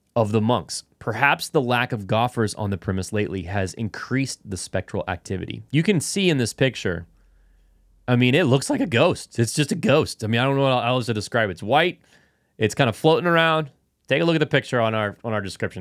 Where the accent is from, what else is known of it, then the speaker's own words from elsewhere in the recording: North Carolina, United States; I'm from North Carolina